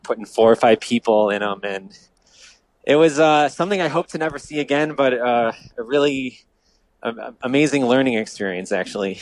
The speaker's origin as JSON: {"language": "English", "town": "Downers Grove", "region": "Illinois", "country": "United States", "tie": "born or raised there", "said": "I grew up in the Midwest, in the suburbs of the great city of Chicago, Downers Grove"}